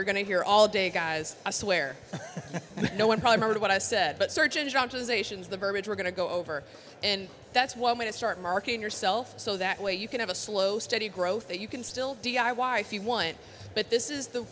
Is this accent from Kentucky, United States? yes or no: yes; Louisville, Kentucky, United States; I am from Louisville, Kentucky, born and raised